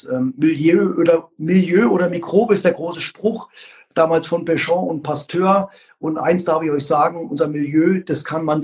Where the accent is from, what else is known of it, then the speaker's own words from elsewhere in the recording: Leipzig, Saxony, Germany; Also wie gesagt, ich bin ein Leipziger Junge und der AFK Leipzig stand und steht immer noch für Qualität.